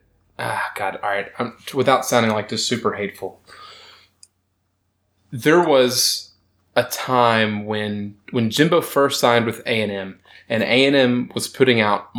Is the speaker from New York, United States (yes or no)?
no; Texas, United States; now in Carolinas, United States; growing up in Texas